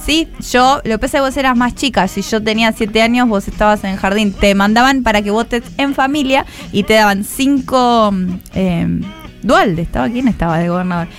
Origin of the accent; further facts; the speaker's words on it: Argentina; en Argentina somos nazis racistas